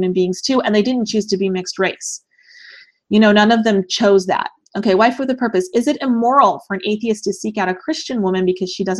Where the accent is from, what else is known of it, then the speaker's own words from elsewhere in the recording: United States; I absolutely love being an American